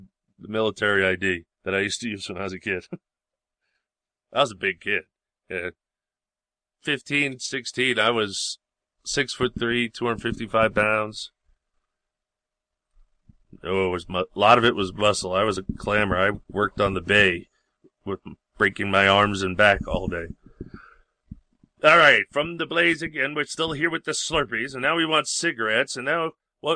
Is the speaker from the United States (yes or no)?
yes; Long Island, New York, United States; I grew up in Yankee Long Island, New York